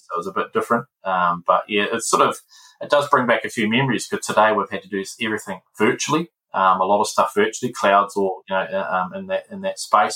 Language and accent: English; Palmerston North, Manawatū-Whanganui, New Zealand; moved away as an adult; now in Auckland, New Zealand; Palmerston North is my hometown